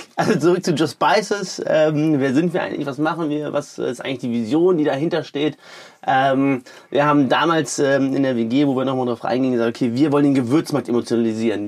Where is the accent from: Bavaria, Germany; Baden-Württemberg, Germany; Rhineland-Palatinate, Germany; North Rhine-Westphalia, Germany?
North Rhine-Westphalia, Germany; Düsseldorf; kommen gebürtig aus Düsseldorf